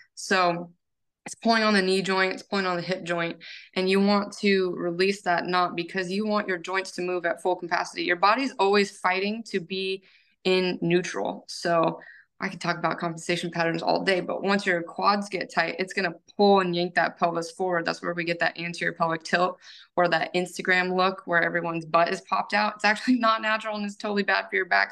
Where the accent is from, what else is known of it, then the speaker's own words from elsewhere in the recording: United States; I am from the Tahoe Lake area